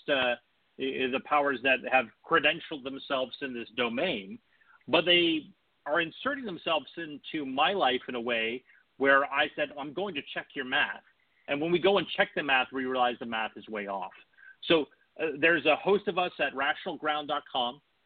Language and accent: English; Bay Area, California, United States; moved away; I'm actually from the Bay Area. My parents still live up there.